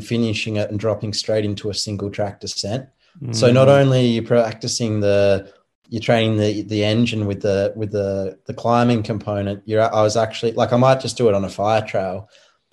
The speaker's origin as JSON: {"language": "English", "region": "Tasmania", "country": "Australia", "said": "I'm from Tasmania, the island down the bottom"}